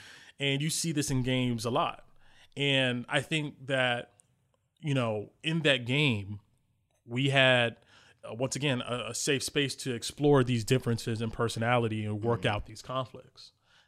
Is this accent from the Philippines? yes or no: no; New Jersey, United States; I got into it because growing up, I grew up in New Jersey, inner city, you know, a latchkey kid.